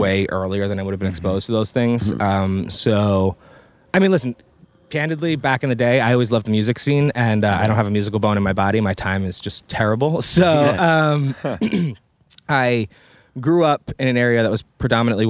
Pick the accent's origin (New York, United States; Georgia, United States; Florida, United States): New York, United States; Long Island; moved away as an adult; also born or lived in New Paltz, New York / Manhattan, New York; now in Los Angeles, United States; I grew up on Long Island, so Long Island was definitely a sheltered place